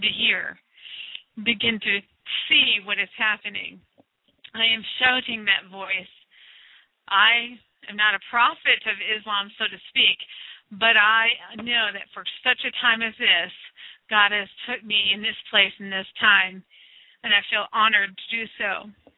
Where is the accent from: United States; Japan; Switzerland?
United States; I am from the United States of America